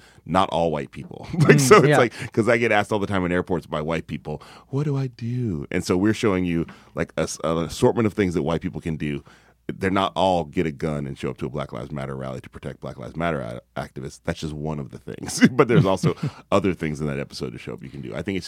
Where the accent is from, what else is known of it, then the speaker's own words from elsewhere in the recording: the South, United States; I'm from the South, you know, I'm as country as it comes.